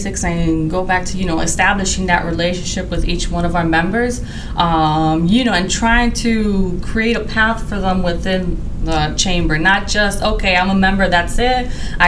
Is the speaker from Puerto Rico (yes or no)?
yes; Puerto Rico; moved away as an adult; now in St. Louis, United States; I'm from Puerto Rico.